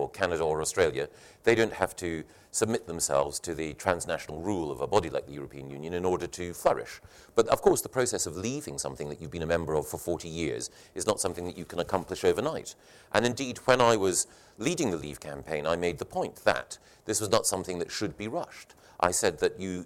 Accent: Scotland, United Kingdom; I grew up in the Scottish education system

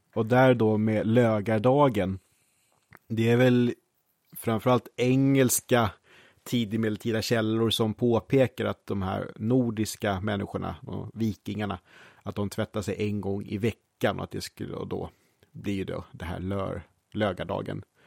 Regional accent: Brottby, Stockholm County, Sweden; jag var ju då från Brottby och bland de andra sexåringarna i Brottby

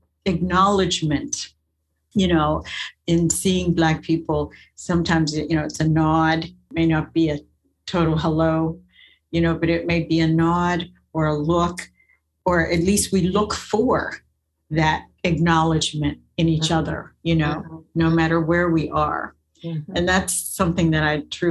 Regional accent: Western Pennsylvania, United States; I grew up in Western Pennsylvania, but in the country

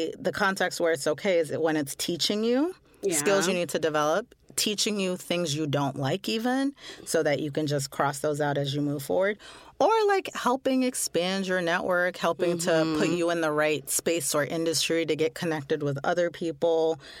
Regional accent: Canada; now in London, United Kingdom; I'm a Canadian currently living in London, UK.

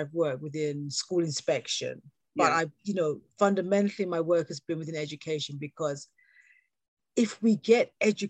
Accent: England, United Kingdom; accent: British; So born here and having had the wonderful experience of working globally

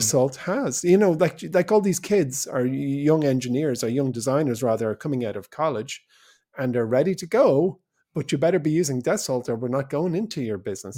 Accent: Ireland; we're an English-speaking nation, where most people go to university

